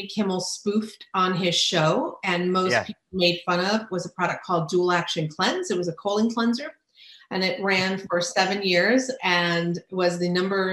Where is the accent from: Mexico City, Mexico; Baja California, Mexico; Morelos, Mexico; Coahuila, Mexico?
Baja California, Mexico; Ensenada; moved away; I grew up in Ensenada.